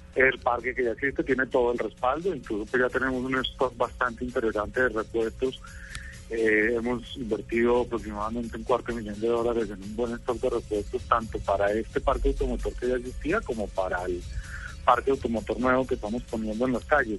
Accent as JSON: {"language": "Spanish", "country": "Colombia"}